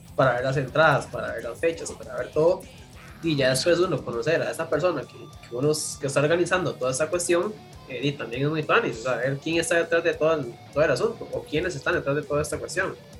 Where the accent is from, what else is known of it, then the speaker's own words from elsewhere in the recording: San José, Costa Rica; yo que soy de San José